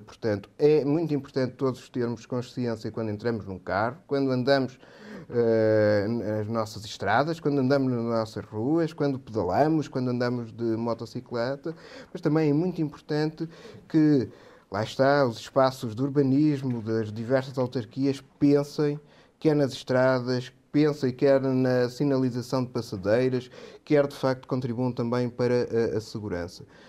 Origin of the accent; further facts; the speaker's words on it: Portugal; nós, como portugueses